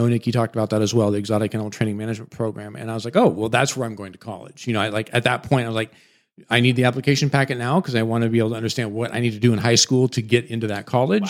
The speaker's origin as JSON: {"language": "English", "region": "Washington", "country": "United States", "tie": "born or raised there", "moved": "yes", "said": "I grew up in Washington State"}